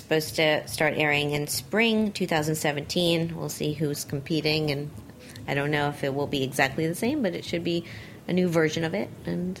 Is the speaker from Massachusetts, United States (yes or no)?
no; Miami, Florida, United States; moved away; I was in Miami, because it's my hometown. I visit a lot